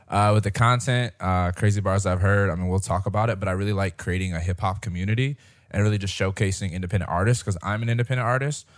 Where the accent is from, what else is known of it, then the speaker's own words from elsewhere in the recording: Detroit, Michigan, United States; now in Fort Worth, United States; in Michigan, we had the M M E, 'cause I'm from Detroit.